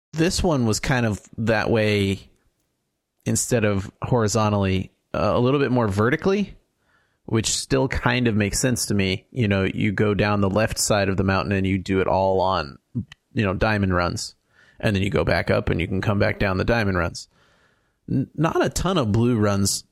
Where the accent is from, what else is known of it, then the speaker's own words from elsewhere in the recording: California, United States; as a Californian skier that learned in Mammoth